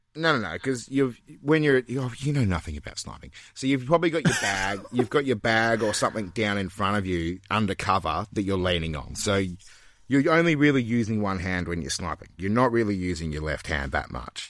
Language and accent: English; Australia; Australia, mate. Our home country